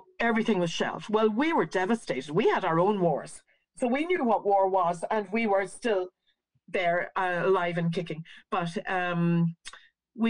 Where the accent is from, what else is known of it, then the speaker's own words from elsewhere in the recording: Northern Ireland, United Kingdom; we're little people from Northern Ireland